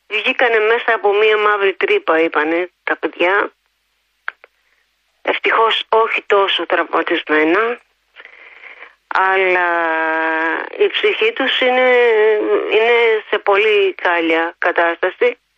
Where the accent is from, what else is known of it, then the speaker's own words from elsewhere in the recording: Greece; γιατί την αγαπάω την πατρίδα μου